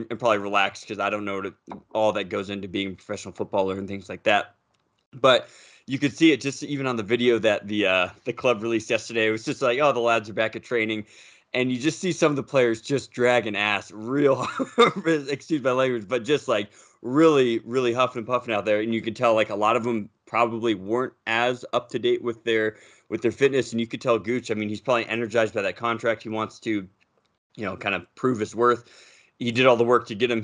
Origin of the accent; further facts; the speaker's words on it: United States; as an American fan